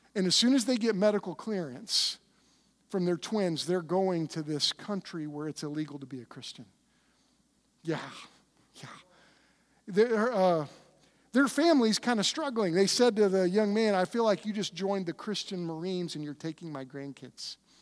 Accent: United States; I love being an American

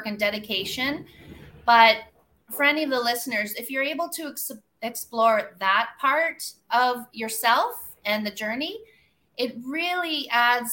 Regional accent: Kawartha Lakes, Ontario, Canada; now in Costa Rica; I'm an accountant from Kawartha Lakes, Ontario, living in the jungle of Costa Rica

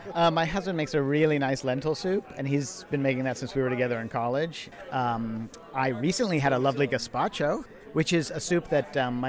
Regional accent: San Francisco, California, United States; moved away as an adult; now in Washington, D.C., United States; I was born and raised in San Francisco.

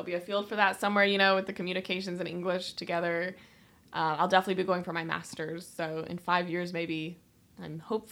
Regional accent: Jonesborough, Tennessee, United States; So I've lived in this area my whole life. I grew up in Jonesboro, same house all my life, same area

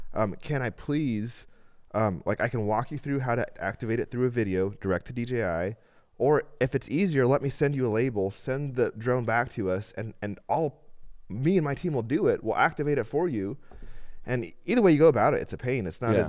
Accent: El Salvador; El Salvador, yeah. I grew up

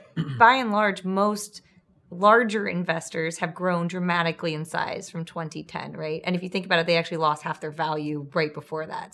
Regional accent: Charlottesville, Virginia, United States; moved away; I was just in my hometown and there's a really large mall there

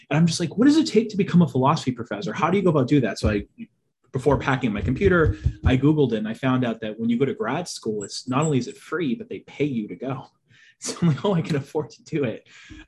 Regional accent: Boston, Massachusetts, United States; I'm from the Boston area. I'm actually the only person in my family that doesn't have a Bostonian accent.

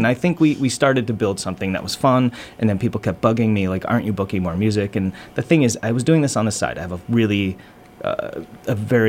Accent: Lanesborough, Massachusetts, United States; also born or lived in Oakland, California; I grew up in Lanesboro, Mass, and moved to Oakland, California when I graduated from high school.

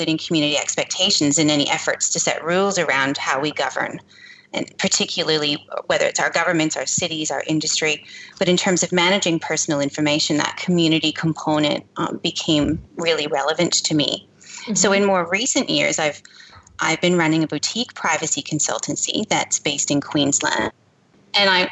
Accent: Canada; accent: Canadian; moved away; I began my career in Canada. If you couldn't tell by my accent

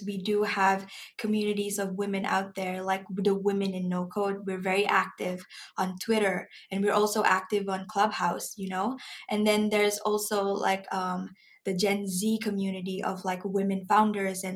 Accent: Malaysia; I'm a Malaysian myself

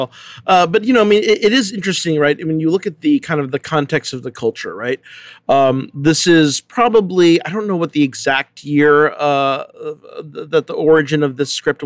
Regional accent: San Diego, California, United States; originally from San Diego

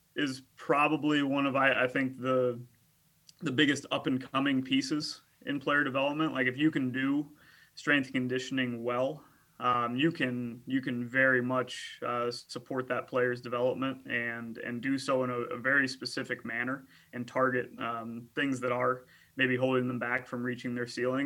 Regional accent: United States; I played four years at Augustana College in my hometown

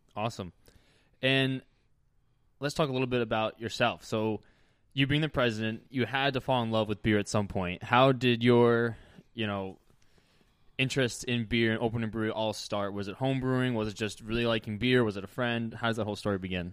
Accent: New Jersey, United States; moved away; my home state of New Jersey

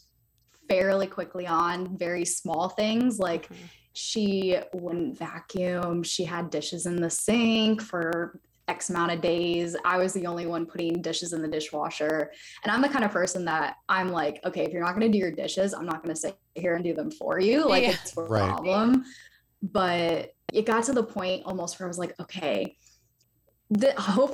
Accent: Raleigh, North Carolina, United States; I'm based out of Raleigh, North Carolina. So I'm on the East Coast of the U.S. I've been here my whole life. I grew up here. I was born here.

